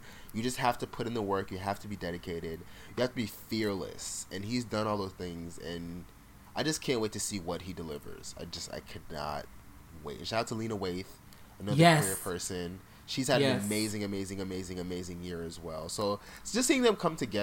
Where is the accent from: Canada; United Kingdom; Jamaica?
Jamaica; also born or lived in South Florida, United States; now in United States; I was born in Jamaica, lived there partially. I grew up in a very Jamaican household